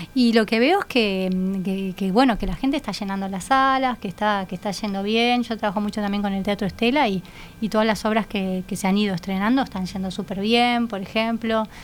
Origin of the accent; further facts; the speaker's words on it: Argentina; moved away as an adult; now in Uruguay; nací en Uruguay, pero me crié en Argentina, después viví en otros lados y cuando llegué acá eh, hace 12 años